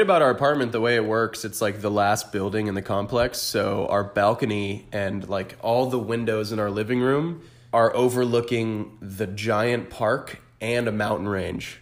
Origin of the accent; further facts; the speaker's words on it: Orlando, Florida, United States; moved away; born and raised in the four oh seven